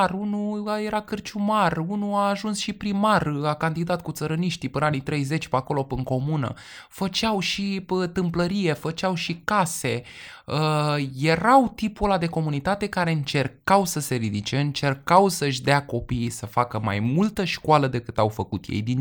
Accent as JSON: {"language": "Romanian", "region": "Transylvania", "country": "Romania", "said": "Eu da. sunt ardelean și eu"}